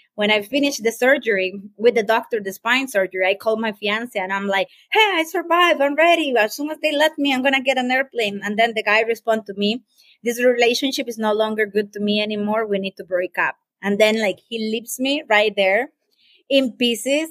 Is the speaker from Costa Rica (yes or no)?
yes; Costa Rica; I am from Costa Rica, beautiful paradise here